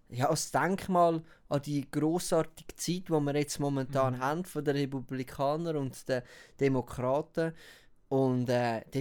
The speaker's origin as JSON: {"language": "German", "country": "Uruguay", "second_language": "German", "moved": "yes", "said": "ich bin, ich bin ursprünglich bin ich eigentlich aus Uruguay."}